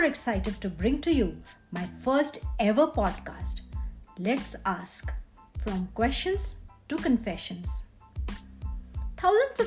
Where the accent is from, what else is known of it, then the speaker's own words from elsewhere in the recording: India; I am an Indian female entrepreneur